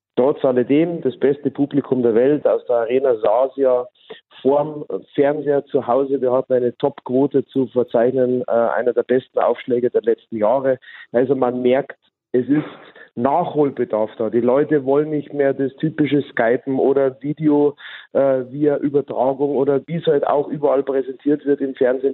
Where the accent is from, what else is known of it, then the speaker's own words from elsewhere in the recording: Bavaria, Germany; ich als Bayer